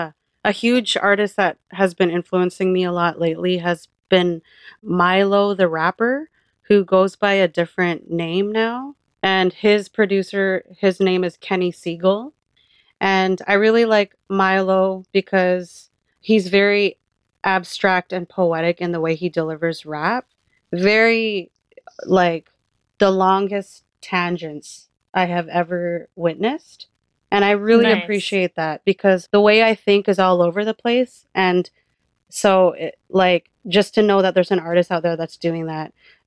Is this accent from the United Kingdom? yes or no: no; Philippines; Well, because I'm Filipino, I can do this.